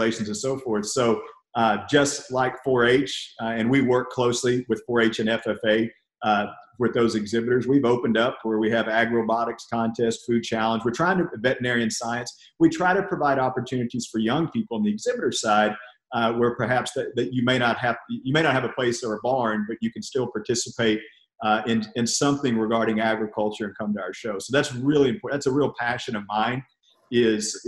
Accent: College Station, Texas, United States; also born or lived in Bell County, Texas; I grew up in Brazos County, which is about 80 miles down the road, which is actually where Texas A&M University is

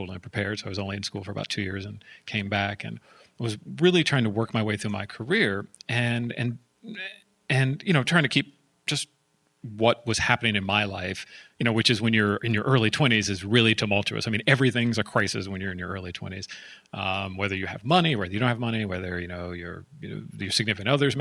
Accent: San Jose, California, United States; I'm from Silicon Valley. I was born in San Jose, East San Jose to be exact

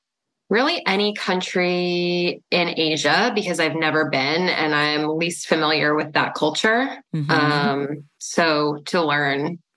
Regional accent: East Coast, United States; also born or lived in New York / Florida; I'm from the East Coast originally, about 10 years in New York, 10 years in Florida. And now I've been here about over 10 years as well.

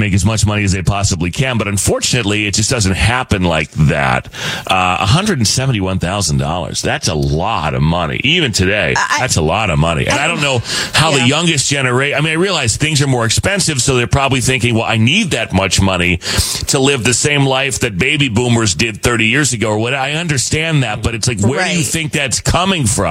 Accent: Arizona, United States; growing up in Arizona

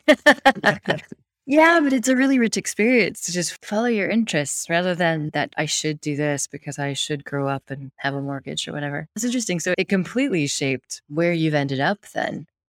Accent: United States; being American

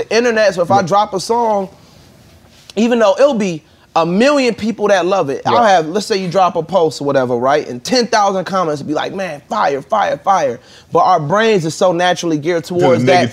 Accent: Suitland, Maryland, United States; also born or lived in Waldorf, Maryland; when I moved from Suitland to like Waldorf, which is like a better area, we was like in the townhouse

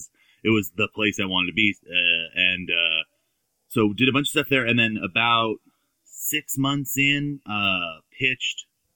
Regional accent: Simi Valley, California, United States; also born or lived in Camarillo, California; Born and raised. I was, born in the Valley and then, till I was 5 in Camarillo and then the rest of the time in Simi Valley

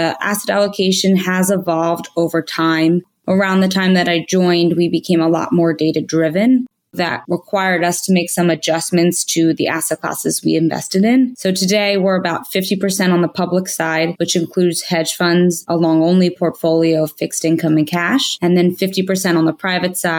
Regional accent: Philadelphia, Pennsylvania, United States; also born or lived in New York, New Jersey; I grew up in the Philadelphia region

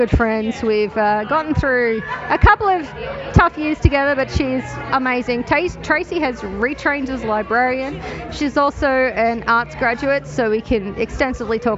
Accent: Queensland, Australia; I grew up in Queensland where we're a bit slower

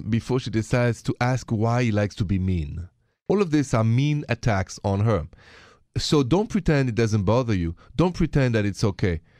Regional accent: France; accent: French; My accent is French

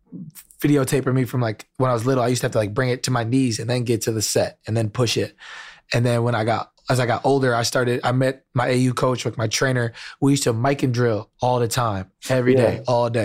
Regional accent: Wisconsin, United States; I grew up in Wisconsin

